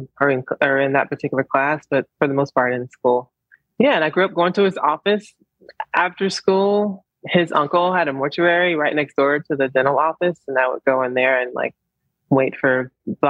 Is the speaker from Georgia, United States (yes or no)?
yes; Columbus, Georgia, United States; I was born in Columbus, Georgia.